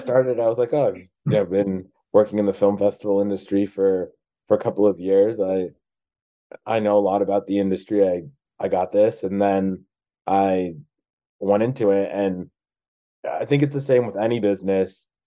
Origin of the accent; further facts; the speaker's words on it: New Jersey, United States; moved away as an adult; now in Los Angeles, United States; I grew up in New Jersey, but I moved to uh, Los Angeles last year.